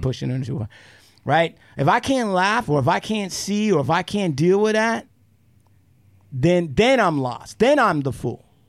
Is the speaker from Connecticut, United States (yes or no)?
no; Puyallup Indian Reservation, Washington, United States; as an American Indian, when I grew up on the Puyallup Indian Reservation